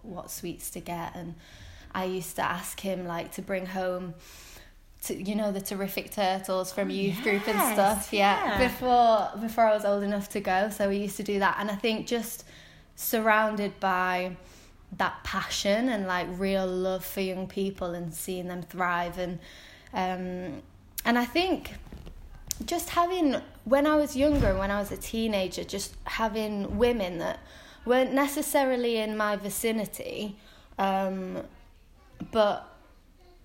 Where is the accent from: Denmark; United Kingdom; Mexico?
United Kingdom; Wigan, North West England; also born or lived in Watford; now in Preston, United Kingdom; I'm from Wigan. I grew up in Wigan.